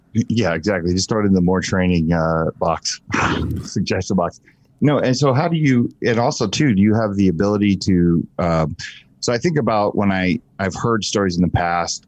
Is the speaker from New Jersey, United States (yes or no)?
yes; Asbury Park, New Jersey, United States; I'm from Asbury Park, New Jersey